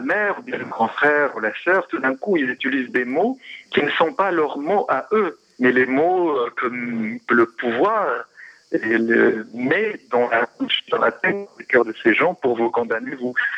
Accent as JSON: {"language": "French", "country": "Morocco", "moved": "yes", "lives_now": "France", "said": "je viens du Maroc."}